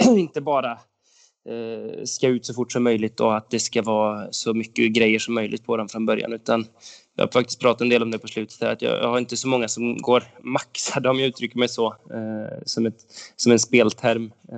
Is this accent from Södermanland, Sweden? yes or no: no; Åmål, Västra Götaland, Sweden; now in Romme, Sweden; Jag växte upp i Åmål